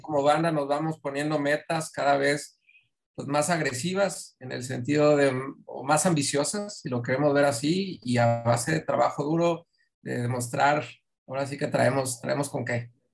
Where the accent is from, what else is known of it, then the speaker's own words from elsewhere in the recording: Mexico City, Mexico; now in Monterrey, Mexico; yo soy de Ciudad de México